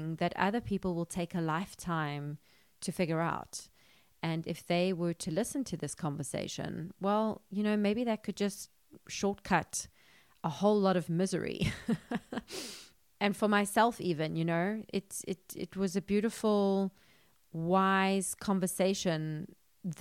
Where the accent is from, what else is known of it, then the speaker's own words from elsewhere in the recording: South Africa; I'm from South Africa